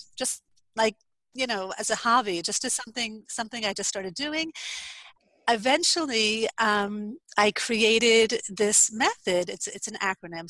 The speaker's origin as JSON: {"language": "English", "region": "New Jersey", "country": "United States", "moved": "as an adult", "lives_now": "Israel", "said": "I am originally from New Jersey. I moved to Israel in 2009. I live in northern Israel on a very small kibbutz"}